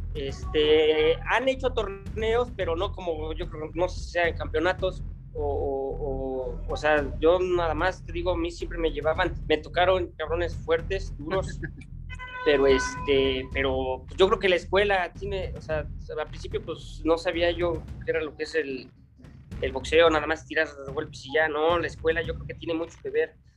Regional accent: Mancuernas, Puebla, Mexico; mi pueblito está al noreste del estado de Puebla. Se llama Mancuernas, es un pueblo muy chiquito

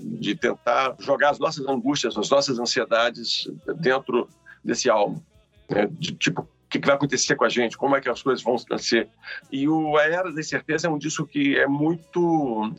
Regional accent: Ituiutaba, Minas Gerais, Brazil; now in Rio de Janeiro, Brazil; sou mineiro de Ituiutaba

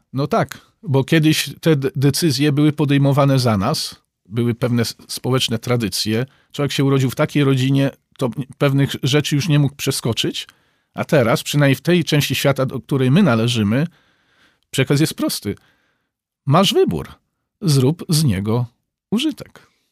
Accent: Przemyśl, Subcarpathian Voivodeship, Poland; Ja zresztą sam pochodzę z, y, z Przemyśla, więc miasta granicznego

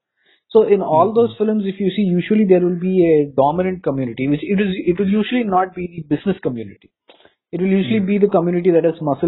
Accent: Tamil Nadu, India; I am from Tamil Nadu.

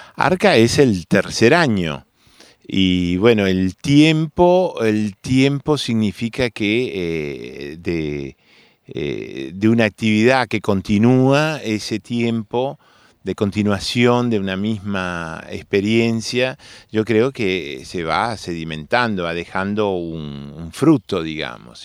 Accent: Montevideo, Uruguay; de chico yo vivía en Millán y, Espinillo, en Montevideo

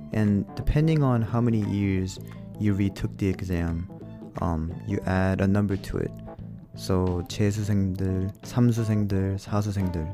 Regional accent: United States; moved away; also born or lived in Korea; I was born and raised in America

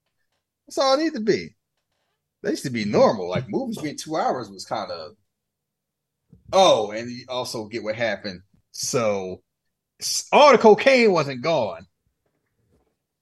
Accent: Philadelphia, Pennsylvania, United States; I'm from Philly.

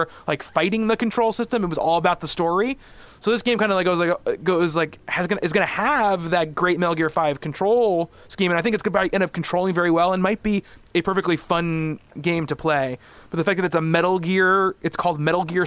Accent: New York, United States; I'm from New York

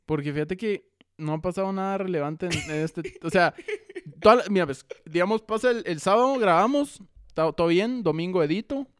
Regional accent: Guatemala

